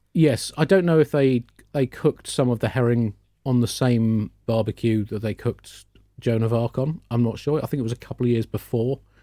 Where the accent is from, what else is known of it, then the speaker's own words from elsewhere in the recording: United Kingdom; we Brits